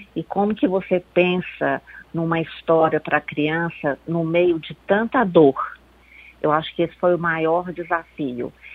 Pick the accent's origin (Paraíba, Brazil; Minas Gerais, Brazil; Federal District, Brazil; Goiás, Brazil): Minas Gerais, Brazil; Belo Horizonte; Eu sou de Belo Horizonte, aqui em Belo Horizonte